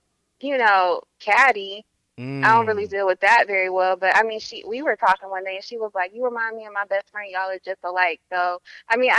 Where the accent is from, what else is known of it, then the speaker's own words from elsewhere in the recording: Lithonia, Georgia, United States; I'm from Lithonia. That's right in between Decatur and Stone Mountain.